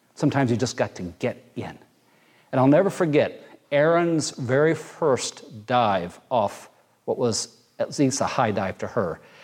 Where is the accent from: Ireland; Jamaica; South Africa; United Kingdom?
Jamaica; moved away; also born or lived in Muncie, Indiana; growing up in Jamaica, part of our swimming lessons were you wander down to the ocean